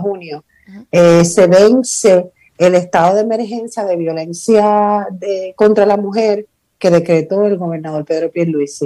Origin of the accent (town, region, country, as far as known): Puerto Rico